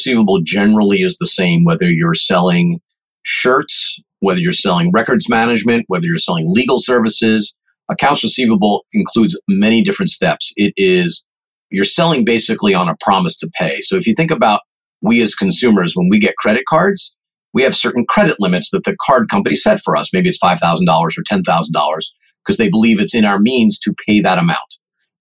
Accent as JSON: {"language": "English", "area": "Long Island", "region": "New York", "country": "United States", "tie": "born or raised there", "said": "I grew up on Long Island"}